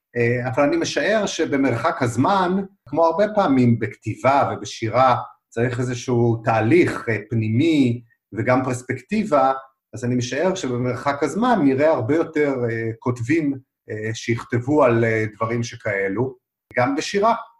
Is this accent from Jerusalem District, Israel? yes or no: no; Arad, Southern District, Israel; also born or lived in Beersheba; נולדתי בעיר ערד, זו עיר, אבל בעצם גדלתי ככה על הקרוב מאוד למצפה שמביט על, ה, על הבריכות של ים המלח